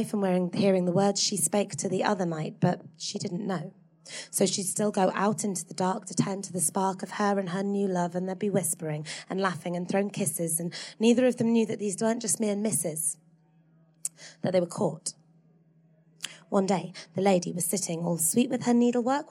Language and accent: English; Hull, Yorkshire and the Humber, United Kingdom; I grew up in Hull in the 90s.